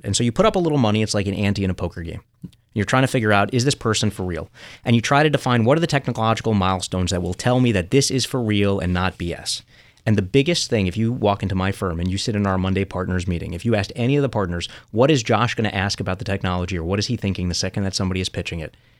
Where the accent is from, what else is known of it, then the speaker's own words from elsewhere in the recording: New York City, New York, United States; growing up in Coney Island